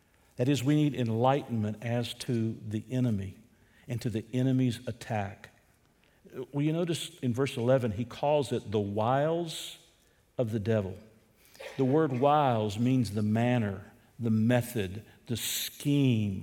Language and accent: English; United States; as American citizens